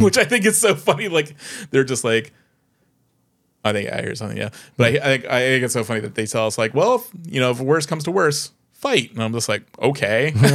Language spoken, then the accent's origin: English; United States; as an American